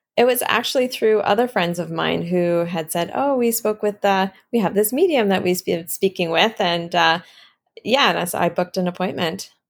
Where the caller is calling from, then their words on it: Thompson, Manitoba, Canada; I am calling from Northern Manitoba, a little community called Thompson